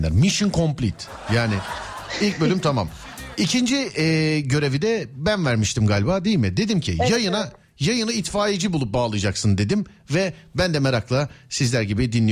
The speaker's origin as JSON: {"language": "Turkish", "region": "Eskişehir", "country": "Turkey", "said": "Eskişehir. Eskişehir."}